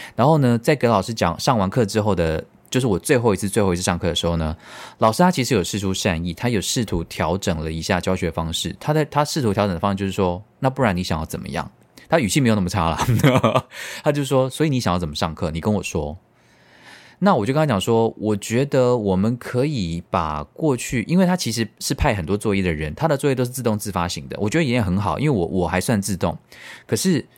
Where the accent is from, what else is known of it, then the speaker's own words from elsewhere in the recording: Tainan, Taiwan; 我们台南人就是非常的怕死